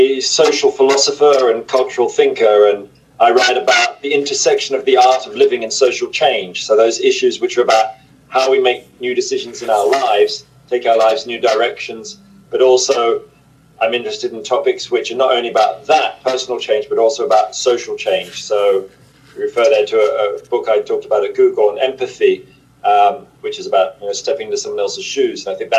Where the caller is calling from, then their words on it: Oxford, South East England, United Kingdom; I'm in Oxford in the United Kingdom.